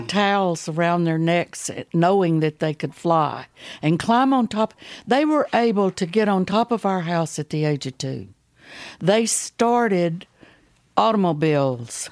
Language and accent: English; Baytown, Texas, United States; I was raised over in Baytown, Texas